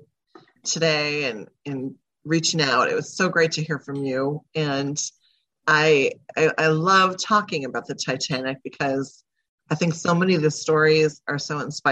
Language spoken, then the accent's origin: English; Wausau, Wisconsin, United States; also born or lived in Merrill, Wisconsin; we moved about 30 minutes away to Wausau